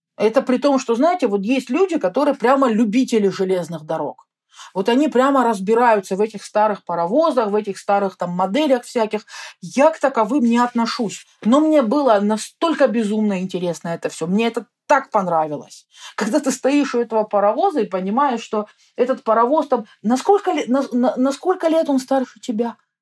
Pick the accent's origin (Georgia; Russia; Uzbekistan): Russia; я из России, но это так далеко